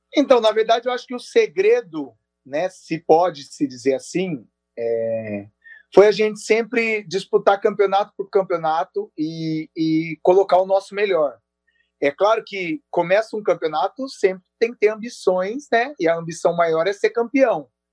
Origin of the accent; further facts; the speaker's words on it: Bauru, São Paulo, Brazil; also born or lived in Natal; eu sou de Bauru